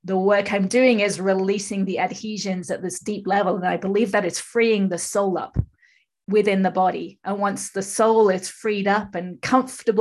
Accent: England, United Kingdom; moved away as an adult; now in California, United States; I'm from England, but I live in California, have done for 30 odd years.

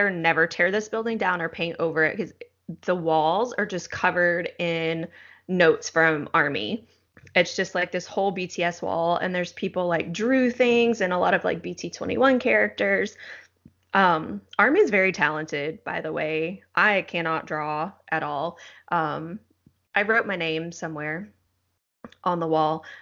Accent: Texas, United States; moved away as an adult; also born or lived in Chuncheon, South Korea; I am from Texas in the United States.

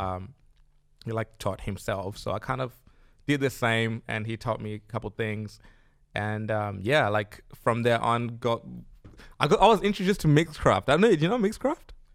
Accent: Zimbabwe; now in Australia; I'm from Zimbabwe

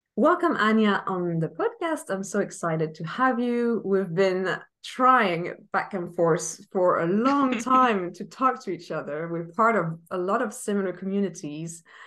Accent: Paris, Île-de-France, France; moved away; I was born in Paris, but I also feel like I've been gone for 14 years.

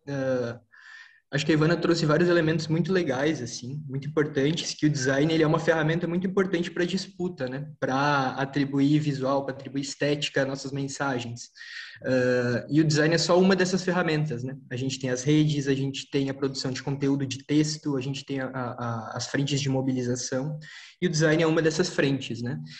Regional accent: São Leopoldo, Rio Grande do Sul, Brazil; moved away; also born or lived in São Paulo; Eu sou de São Leopoldo, Rio Grande do Sul. Agora eu tô aqui em São Paulo

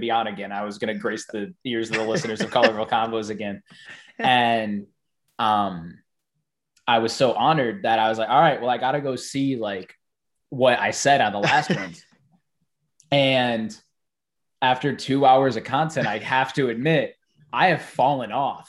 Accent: Lincoln Park, Michigan, United States; moved away as an adult; now in Los Angeles, United States; we're from Michigan

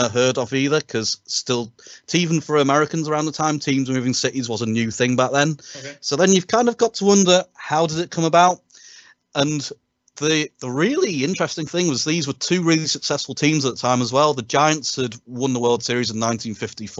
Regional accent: United Kingdom; us as British sports fans

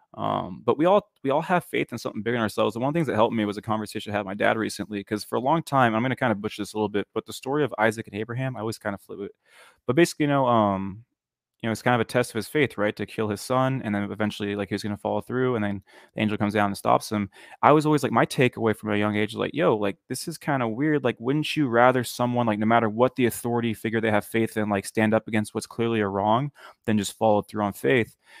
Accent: near Sacramento, California, United States; I grew up in a town that is pretty religious

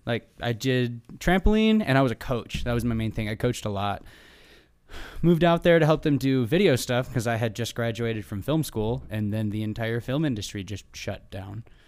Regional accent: Michigan, United States; moved away as an adult; now in Southern California, United States; since I moved from Michigan, where I'm from originally, out to Southern California

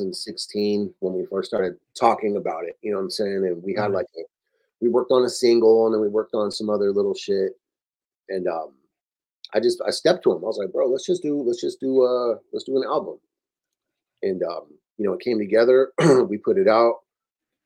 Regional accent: Oxnard, California, United States; moved away; also born or lived in Los Angeles; I remember growing up there

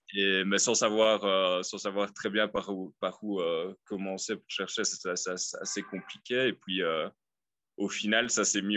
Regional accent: Liège, Wallonia, Belgium; moved away as an adult; now in Copampa, Peru; je viens de Liège, à mon avis j'ai encore l'accent là, qui reste un peu.

